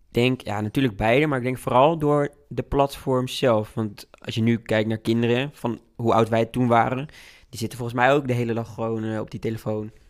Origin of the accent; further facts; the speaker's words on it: Hengelo, Overijssel, Netherlands; moved away as an adult; now in Utrecht, Netherlands; ik ben wel afkomstig uit Hengelo en kom in de weekenden vaak terug